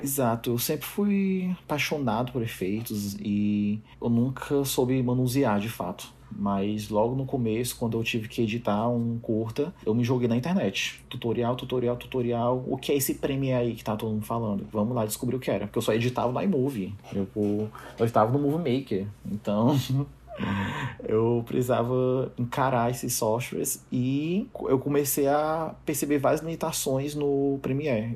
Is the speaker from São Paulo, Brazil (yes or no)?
no; Fortaleza, Ceará, Brazil; eu sou de Fortaleza